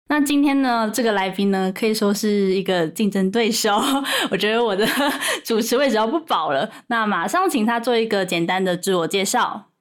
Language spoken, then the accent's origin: Chinese; Changhua County, Taiwan; moved away; 我现在没有住家里，嗯，我是嗯，嗯。彰化人，所以很少回家